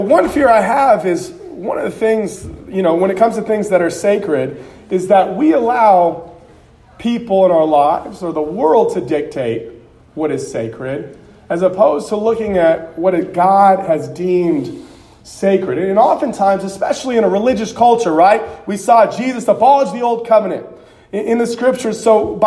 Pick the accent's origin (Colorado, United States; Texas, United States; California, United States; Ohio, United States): California, United States; Southern; I grew up in Southern California